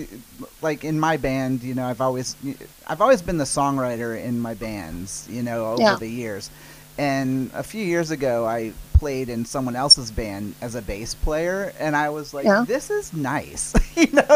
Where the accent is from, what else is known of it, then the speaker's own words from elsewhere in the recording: New Orleans, Louisiana, United States; I'm from New Orleans